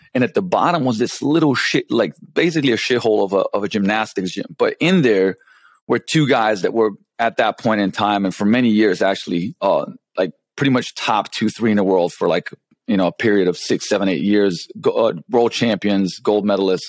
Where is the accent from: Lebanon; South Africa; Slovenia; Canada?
Slovenia; Ljubljana; English is a second language; moved away as an adult; also born or lived in London, England; I come from Slovenia, which when I was born, it was still Yugoslavia